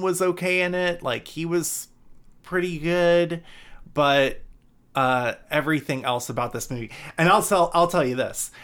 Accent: Georgia, United States; I'm from Georgia

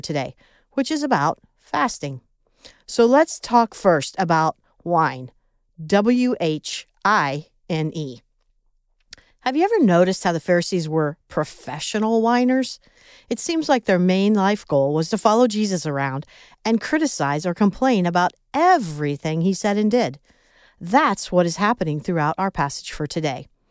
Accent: Midwest, United States; accent: Midwest; my Midwest accent

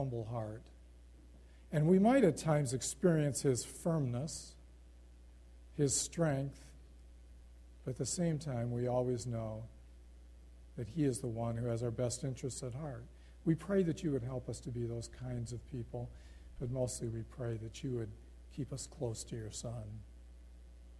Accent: United States; moved away as an adult; I'm from America

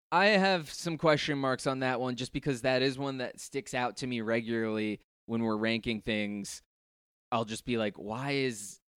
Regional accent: New Jersey, United States; it gets me thinking about and missing a kid again, being a kid again, and growing up in Jersey.

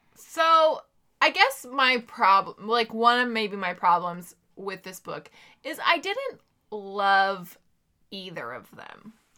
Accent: Sacramento, California, United States

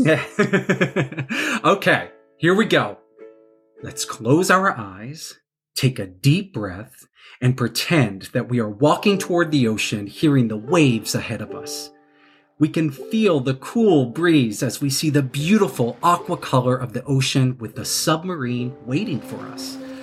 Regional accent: Texas, United States; now in New York City, United States; I'm from Texas. That's where I was born

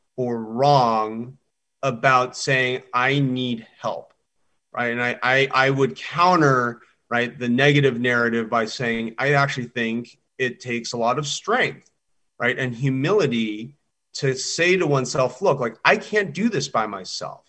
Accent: Southern California, United States; growing up in Southern California

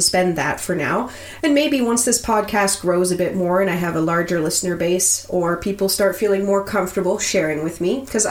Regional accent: Nova Scotia, Canada; moved away as an adult; also born or lived in Fort Frances, Ontario; I'm from Nova Scotia, where nothing you want to see is more than 2 hours away.

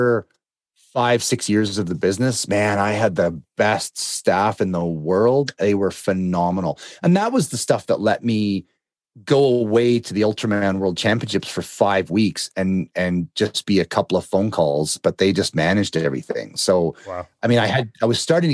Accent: Canada; I'm Canadian

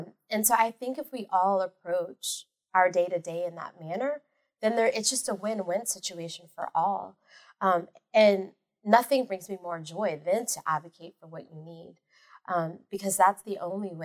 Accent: Louisiana, United States; Everything revolves around Catholicism in the part of Louisiana that I'm from

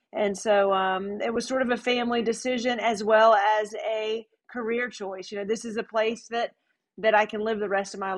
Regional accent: Raleigh, North Carolina, United States; I'm from Raleigh, North Carolina. I grew up there

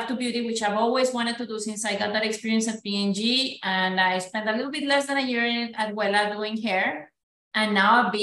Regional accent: Colombia; moved away as an adult; also born or lived in Belgium; now in United States; I'm Colombian, born and raised, so proud Latina

